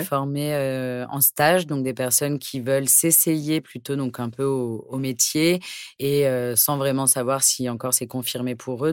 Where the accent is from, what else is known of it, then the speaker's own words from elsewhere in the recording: Pantin, Île-de-France, France; J'ai grandi à Pantin, donc en région parisienne